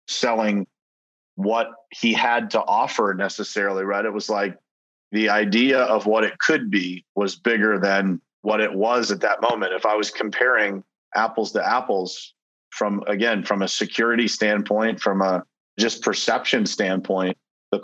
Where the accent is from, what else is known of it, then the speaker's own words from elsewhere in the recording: Pittsburgh, Pennsylvania, United States; moved away as an adult; now in South Florida, United States; I relocated from my hometown of Pittsburgh, Pennsylvania, down to South Florida